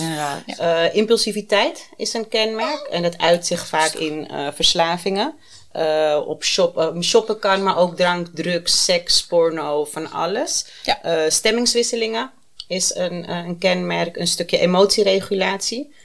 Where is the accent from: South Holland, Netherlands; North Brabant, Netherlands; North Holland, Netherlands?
North Holland, Netherlands; Amsterdam; Ik ben 37 en ik kom uit Amsterdam